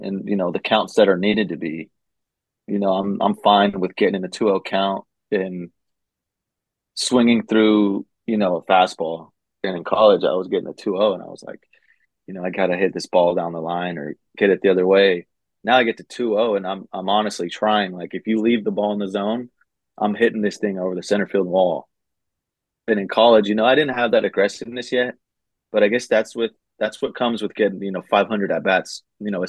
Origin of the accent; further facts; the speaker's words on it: Southern California, United States; I grew up in SoCal, played 4 years in, you know, in Santa Barbara